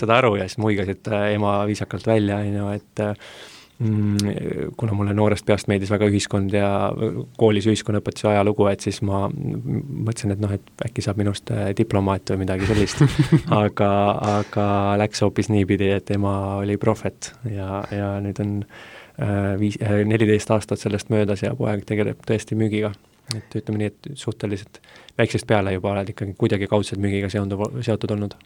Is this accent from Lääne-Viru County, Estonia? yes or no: yes; Essu, Lääne-Viru County, Estonia; mina olen lihtne poiss Lääne-Virumaalt Essust